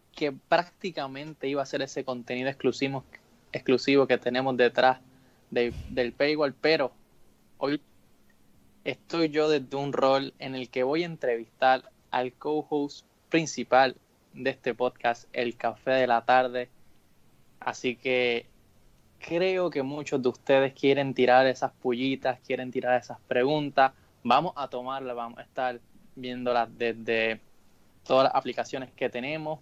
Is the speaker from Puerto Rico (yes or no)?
yes; Caguas, Puerto Rico; soy de Caguas